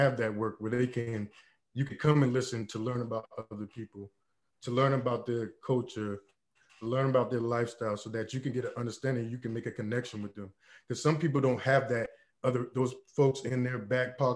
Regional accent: Charleston, South Carolina, United States; accent: Geechee; I'm from Gullah Geechee culture, Charleston, South Carolina.

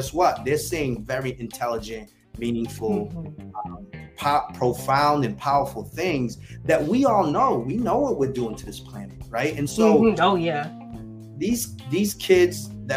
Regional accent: New Bedford, Massachusetts, United States; New Bedford, my hometown

